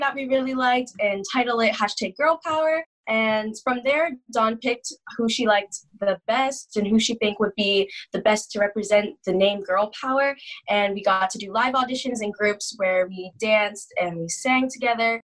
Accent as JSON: {"language": "English", "town": "Oshawa", "region": "Ontario", "country": "Canada", "said": "I am from Oshawa, Ontario, which is about 45 minutes east of Toronto, Ontario."}